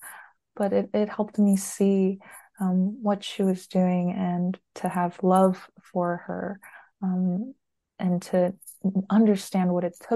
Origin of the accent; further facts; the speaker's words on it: United States; I was born and raised here in the States